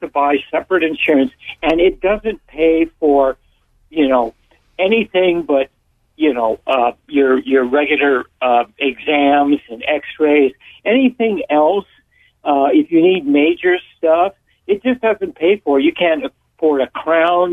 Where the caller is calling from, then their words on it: Santa Cruz, California, United States; I'm calling from Santa Cruz.